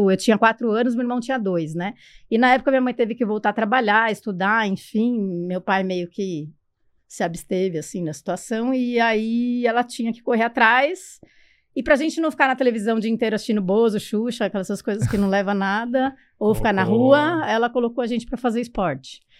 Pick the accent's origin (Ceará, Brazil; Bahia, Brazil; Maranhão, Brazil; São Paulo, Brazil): São Paulo, Brazil; eu nasci aqui em São Paulo, eu fui adotada recém-nascida, assim, com semanas, mas eu vinha descobrir isso só com 10 anos de idade.